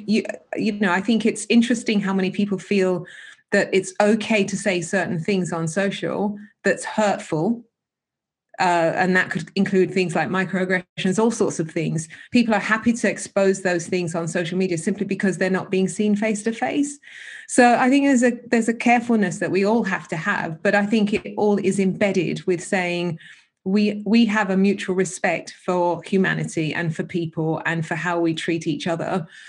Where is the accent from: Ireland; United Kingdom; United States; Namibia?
United Kingdom; we couldn't be born and bred here our parents born and bred here i mean my parents weren't but I was